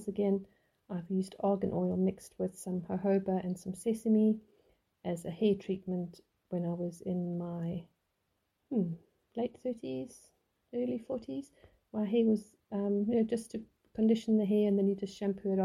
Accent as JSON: {"language": "English", "country": "South Africa", "tie": "born or raised there", "said": "we grew up in South Africa"}